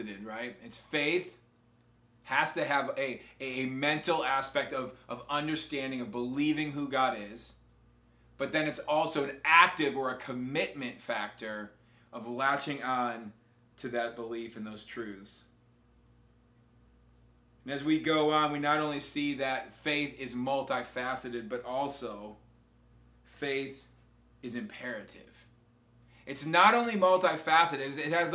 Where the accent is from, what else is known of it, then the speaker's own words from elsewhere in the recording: Wisconsin, United States; now in Spring Hill, United States; when I grew up in Wisconsin